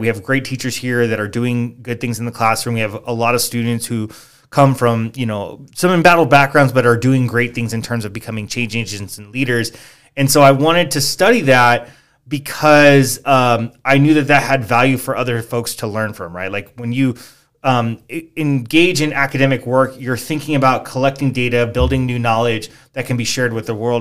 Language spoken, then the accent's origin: English; Maywood, California, United States; moved away as an adult; now in San Jacinto, United States; I'm originally from the East L A area. We lived in a small area called Maywood.